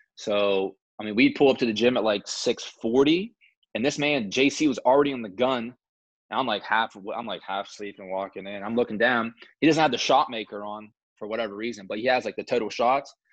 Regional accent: Moundsville, West Virginia, United States; I take pride in being from Moundsville. I mean, small town

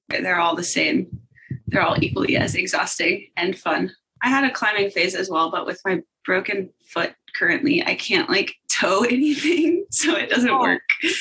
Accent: Charlotte, North Carolina, United States; I am from Charlotte, North Carolina

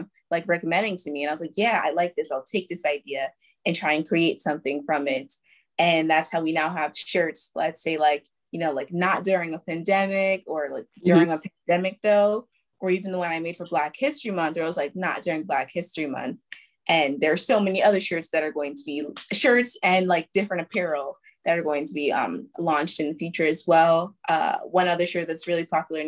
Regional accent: New York City, New York, United States; I'm from New York, Brooklyn, New York

